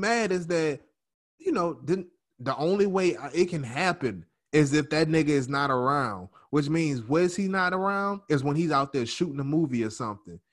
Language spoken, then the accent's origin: English; New Orleans, Louisiana, United States; I'm from New Orleans